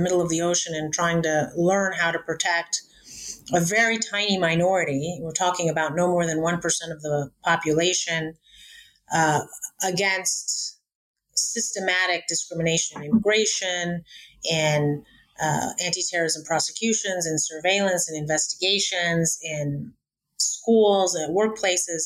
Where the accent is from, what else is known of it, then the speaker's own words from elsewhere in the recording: United States; also born or lived in Cairo, Egypt; I was born in Cairo, but I was raised in America